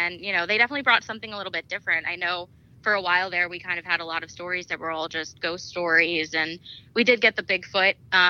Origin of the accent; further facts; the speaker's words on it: Scranton, Pennsylvania, United States; I grew up in Scranton